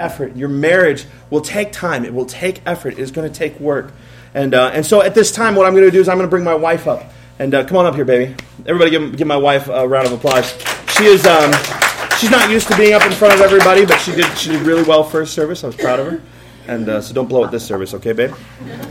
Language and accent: English; Columbus, United States; I grew up here in Columbus